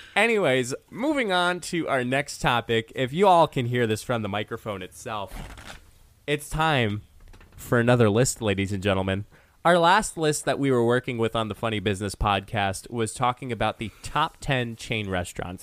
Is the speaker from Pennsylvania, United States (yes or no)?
yes; Honesdale, Pennsylvania, United States; moved away; my hometown of Honesdale